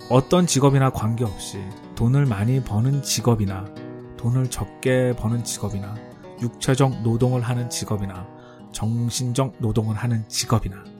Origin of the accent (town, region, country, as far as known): South Korea; moved away as an adult; also born or lived in United States